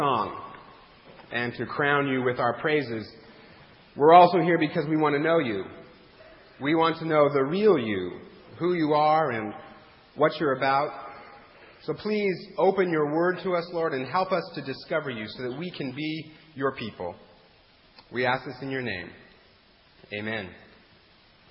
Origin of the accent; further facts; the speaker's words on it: Eastern Washington, United States; moved away; I'm from Eastern Washington